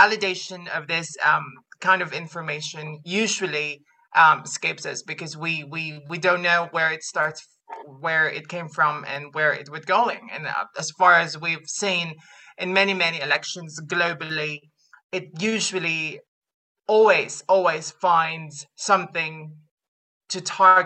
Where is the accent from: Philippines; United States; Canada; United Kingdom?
Philippines; moved away; I'm from the Philippines